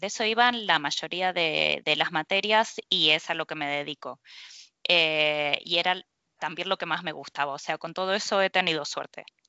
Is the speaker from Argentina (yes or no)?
yes; Argentina; moved away as an adult; now in Spain; yo soy de, de Argentina y bueno, hace unos 11 años que estoy acá en, España